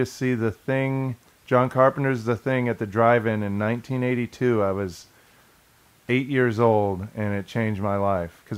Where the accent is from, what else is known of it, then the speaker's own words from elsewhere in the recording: Kansas, United States; when I grew up in Kansas